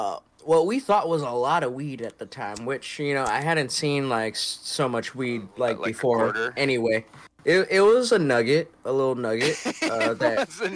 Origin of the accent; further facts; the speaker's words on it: Reedsport, Oregon, United States; also born or lived in Hawaii; I grew up in Hawaii up until I was 8, and then moved to Oregon.